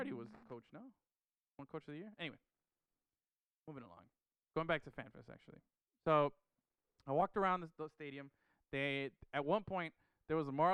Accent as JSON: {"language": "English", "town": "Miami", "region": "Florida", "country": "United States", "tie": "born or raised there", "said": "growing up in Miami, Florida."}